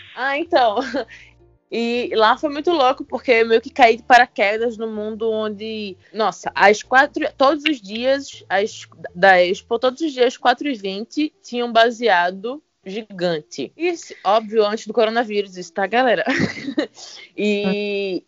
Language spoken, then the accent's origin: Portuguese; Recife, Pernambuco, Brazil; now in São Paulo, Brazil; eu sou de Recife, né? E lá é uma cidade praieira